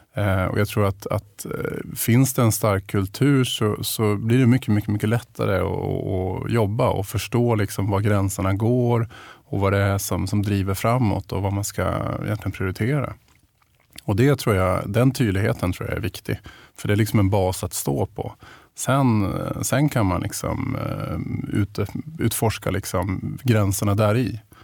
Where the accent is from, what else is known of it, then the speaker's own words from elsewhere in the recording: Piteå, Norrbotten County, Sweden; jag är uppvuxen i Pite största delen av min, min uppväxt.